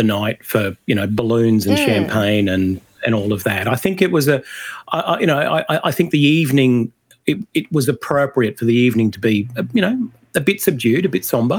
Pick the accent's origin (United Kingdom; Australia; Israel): Australia; So I think our way of avoiding the list is to say we are all Australian and voting no is not racist.